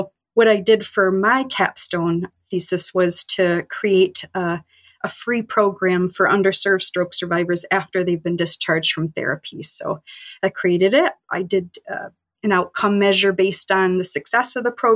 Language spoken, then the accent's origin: English; Rochester, New York, United States; moved away as an adult; also born or lived in North Carolina / Connecticut; I'm from Rochester, New York.